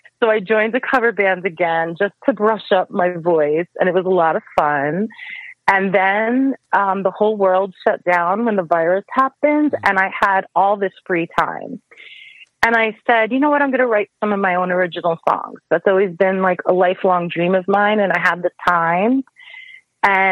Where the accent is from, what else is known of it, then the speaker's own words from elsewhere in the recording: New York, United States; I grew up in New York, and I'm still living in New York